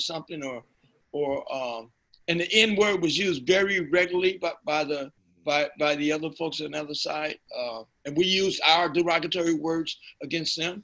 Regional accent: Chicago, Illinois, United States; moved away as an adult; also born or lived in Los Angeles; now in San Francisco Bay Area, United States; I grew up in Chicago.

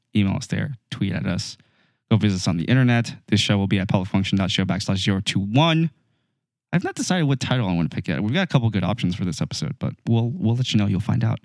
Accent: United States; we're dumb Americans

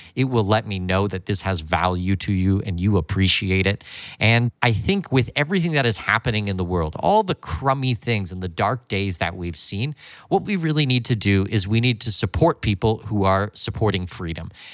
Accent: London, Ontario, Canada; moved away; I was born and raised in London, Ontario, Canada.

